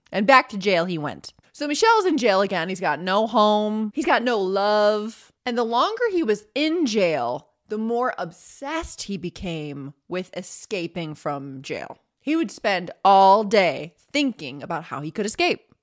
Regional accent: United States; I'm an American

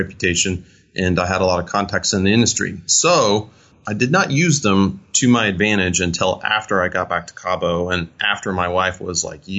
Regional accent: Italy; born there; Well, I was born in Italy. My dad was in the Navy, and I just have this affinity for everything Italian.

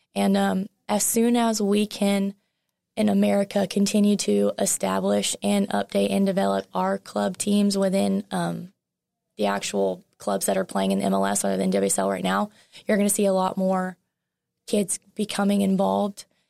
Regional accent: Lufkin, Texas, United States; moved away as an adult; also born or lived in Nacogdoches, Texas; now in Texarkana, United States; growing up in Lufkin

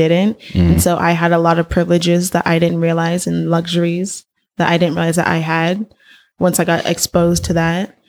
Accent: Inglewood, California, United States; moved away as an adult; now in San Francisco, United States; I am born and raised in Los Angeles, Inglewood, California

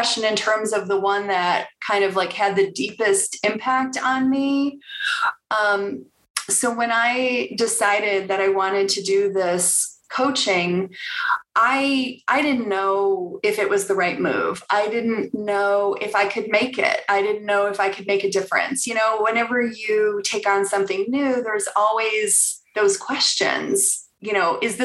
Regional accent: Bartlett, Illinois, United States; also born or lived in Chicago, Illinois / Elgin, Illinois; now in Denver, United States; I grew up in Chicago. I was a Southside girl, lived there till I was 7. And then my parents bought a house in the Northwest suburbs. So I lived in Bartlett and went to Elgin High School

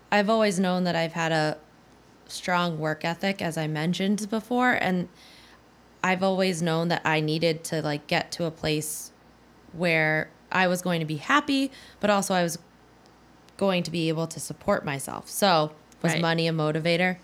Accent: New Hampshire, United States; moved away; I was from New Hampshire

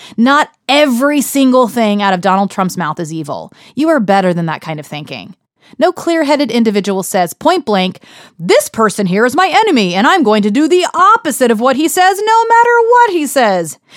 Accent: Texas, United States; now in Harlem, New York, United States; I'm from Texas. the most conservative county in Texas, as a matter of fact. These are my roots

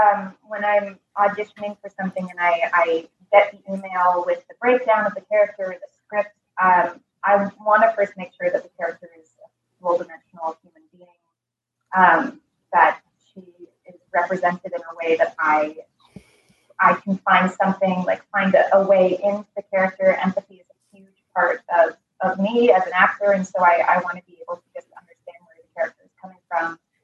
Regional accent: New York, United States; I was born and raised in New York. The living room that I am speaking from is actually the living room that I was born and raised in. My mom grew up in this building. So three generations of my family have lived here.

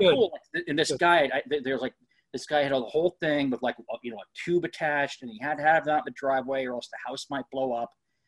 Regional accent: Northeast, United States; I'm from the Northeast.

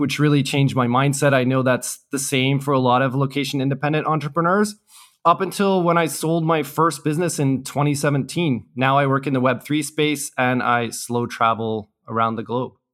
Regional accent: Canada; moved away as an adult; also born or lived in Hong Kong / South Korea; I grew up and studied in Canada.

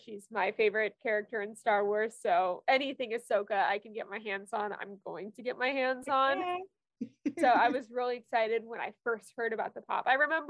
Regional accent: Orlando, Florida, United States; growing up in Orlando

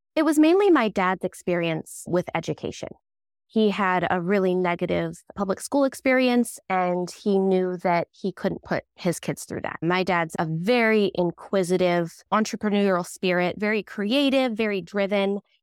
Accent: Southern Oregon, United States; also born or lived in Palm Springs, California; we're in Southern Oregon. We moved up from Palm Springs when I was about three

